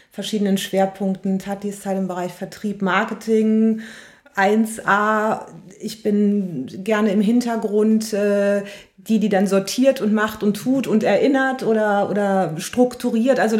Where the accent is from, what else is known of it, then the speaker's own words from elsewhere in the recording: North Rhine-Westphalia, Germany; also born or lived in Cologne; ich bin äh, in der Nähe von Königswinter groß geworden. Deswegen sage ich mal, ich bin Rheinländerin. Ich würde gerne sagen, ich bin waschechte Kölnerin. Da habe ich zwar sehr, sehr lange gelebt